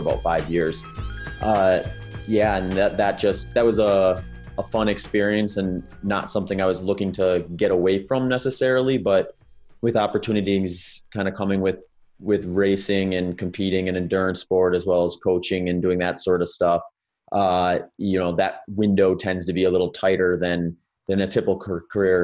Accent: Wisconsin, United States; moved away as an adult; also born or lived in California; now in Phoenix, United States; I grew up in the Midwest in, in Wisconsin before moving out to California in two thousand fifteen and, uh, now I'm down in Phoenix, Arizona

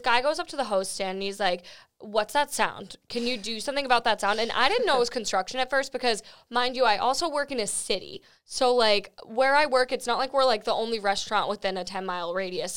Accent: Florida, United States; I was born in Florida.

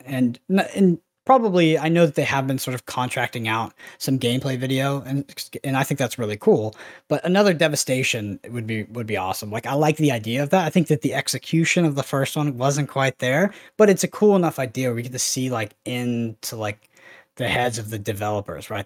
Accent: Texas, United States; I grew up in Texas

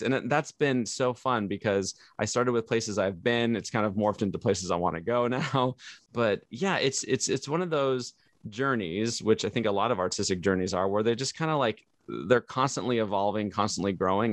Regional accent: Le Roy, Illinois, United States; moved away; also born or lived in California; my parents told us we were moving to Illinois

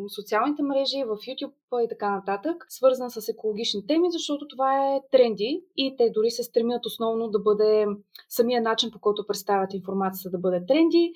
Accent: Gabrovo, Gabrovo Province, Bulgaria; also born or lived in Sofia; Аз съм родена в Габрово, тук съм завършила и средното си образование

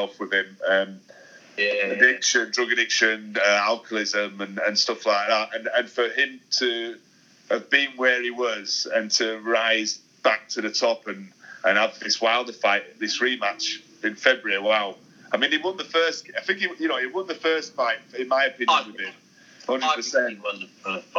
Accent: United Kingdom; as a British lad

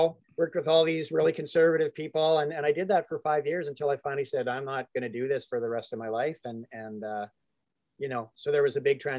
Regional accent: Calgary, Alberta, Canada; I just happened to move into a house in Calgary, my hometown.

